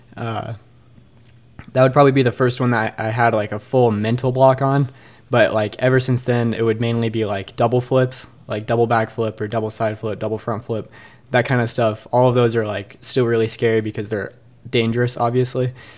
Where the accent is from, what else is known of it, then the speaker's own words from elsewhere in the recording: Bend, Oregon, United States; was born and raised in Bend